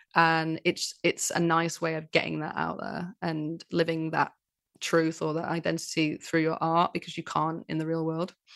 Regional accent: Manchester, North West England, United Kingdom; accent: northerner; I'm from Manchester

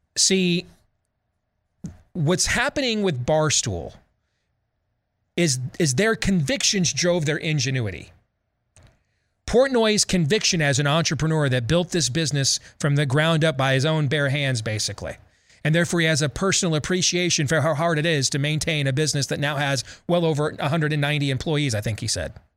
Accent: Iowa, United States; my home state, our home state of Iowa

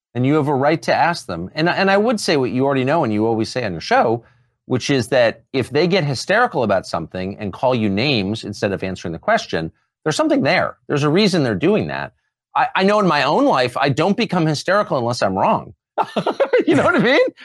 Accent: United States; I'm American.

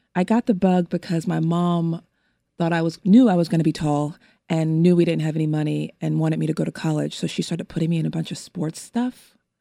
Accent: Los Angeles, California, United States; I am also from Los Angeles, California, and I was born and raised in an area of Los Angeles in Windsor Hills, View Park, Baldwin Hills, Ladera Heights area

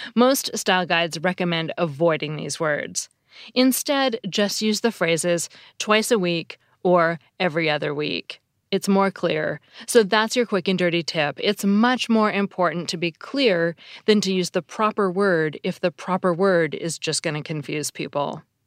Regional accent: Seattle, Washington, United States; I grew up in Seattle

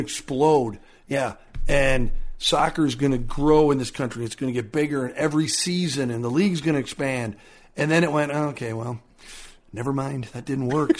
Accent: Minnesota, United States; growing up in Minnesota

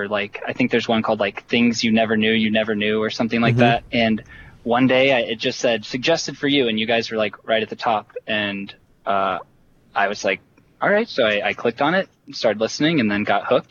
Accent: Iowa, United States; moved away as an adult; now in Boston, United States; I am in Boston. I'm originally from Iowa

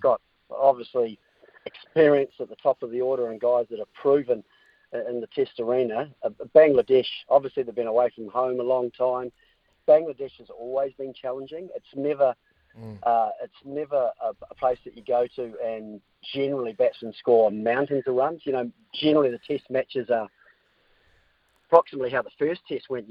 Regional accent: New Zealand; as a Kiwi

